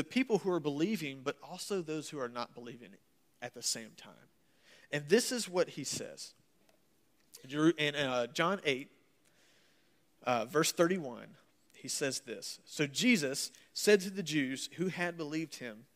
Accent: United States; accent: southern / Yankee mix; I'm from America

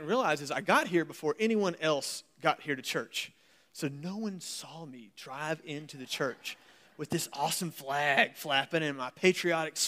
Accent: United States; accent: southern / Yankee mix; I'm from America

